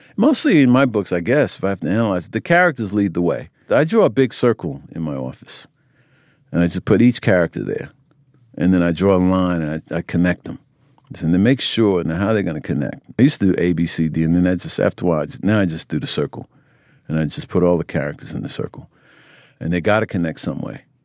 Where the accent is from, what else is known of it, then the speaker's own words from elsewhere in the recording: United States; I grew up in America